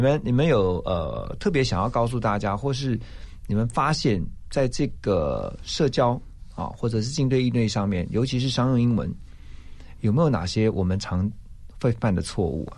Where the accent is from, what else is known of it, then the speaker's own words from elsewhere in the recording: Taiwan; 是土生土长的，我们的台湾人嘛